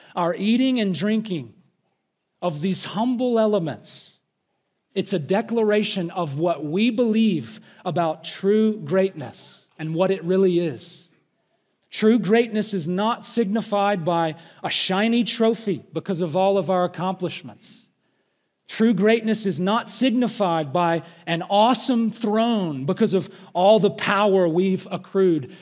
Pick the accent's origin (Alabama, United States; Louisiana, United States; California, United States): Alabama, United States; I am from Alabama.